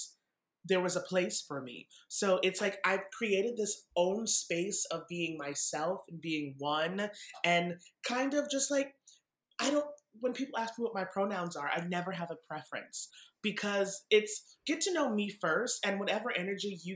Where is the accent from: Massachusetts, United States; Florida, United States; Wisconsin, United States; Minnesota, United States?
Massachusetts, United States; I grew up in Massachusetts.